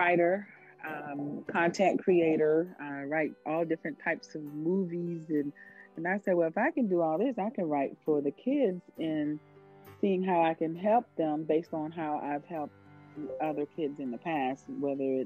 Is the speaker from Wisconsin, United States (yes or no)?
no; Florida, United States; moved away; also born or lived in Maryland; I was born and raised in Florida